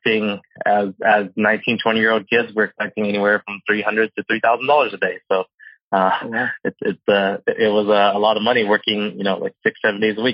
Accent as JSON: {"language": "English", "area": "Orange County", "region": "California", "country": "United States", "tie": "born or raised there", "said": "Born and raised in Orange County my entire life. I still live there to today"}